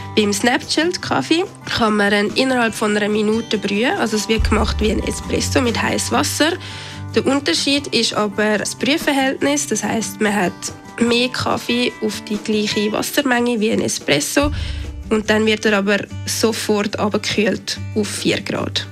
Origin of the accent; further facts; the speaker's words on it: Switzerland; bei uns in der Schweiz